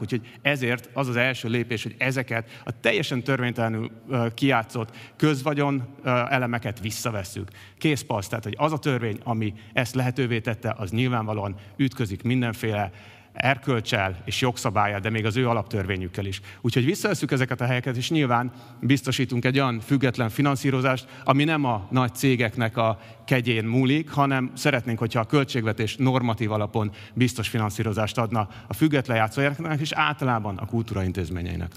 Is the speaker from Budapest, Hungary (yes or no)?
yes; Buda, Budapest, Hungary; mi budaiak vagyunk